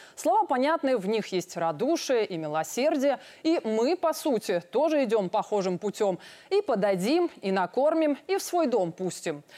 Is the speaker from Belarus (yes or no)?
yes; Belarus; Я родилась в Советском Союзе, если точнее в БССР